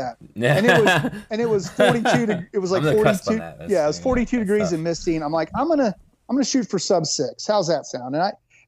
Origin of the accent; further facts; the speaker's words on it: Kansas, United States; Kansas, my home state